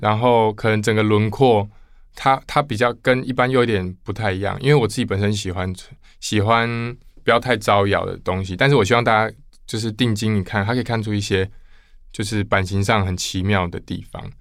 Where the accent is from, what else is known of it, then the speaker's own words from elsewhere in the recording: Kaohsiung, Taiwan; now in Taipei, Taiwan; 我是高雄人，嗯。所以我来台北